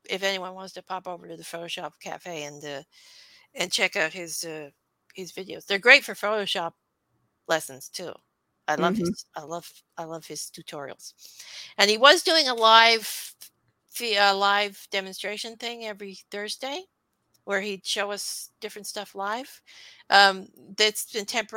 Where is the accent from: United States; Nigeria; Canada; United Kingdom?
Canada; I'm Canadian